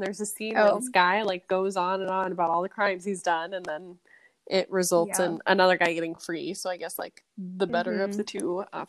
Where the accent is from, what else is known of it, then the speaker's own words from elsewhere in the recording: Vermillion, South Dakota, United States; now in Mitchell, United States; I lived in Vermilion. Yes. I grew up in Vermilion.